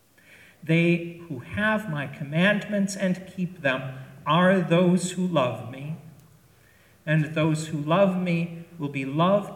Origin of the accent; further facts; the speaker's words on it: Chicago, Illinois, United States; When I was a kid growing up in Chicago